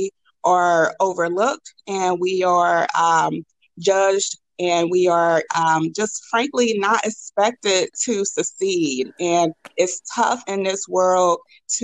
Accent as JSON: {"language": "English", "town": "St. Louis", "region": "Missouri", "country": "United States", "tie": "born or raised there", "also_born_or_lived": "Boston", "moved": "as an adult", "said": "I'm from St. Louis, grew up in North St. Louis"}